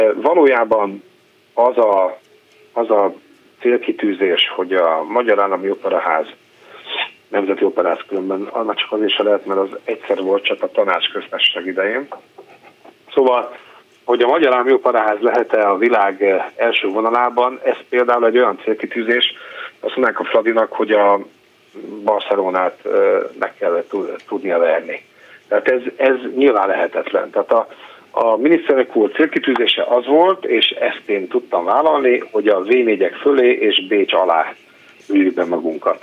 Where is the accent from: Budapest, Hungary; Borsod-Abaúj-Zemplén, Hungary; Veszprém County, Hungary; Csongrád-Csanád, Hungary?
Veszprém County, Hungary; Veszprém; gyerekkoromban Veszprémben